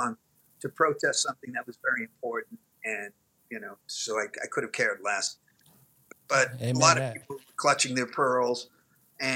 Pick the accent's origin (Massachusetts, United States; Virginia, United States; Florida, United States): Massachusetts, United States; Boston; I'm Irish Catholic guy from Boston